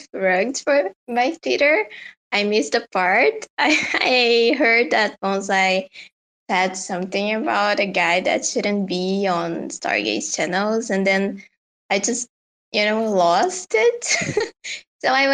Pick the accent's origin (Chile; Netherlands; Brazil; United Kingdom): Brazil; I'm from Brazil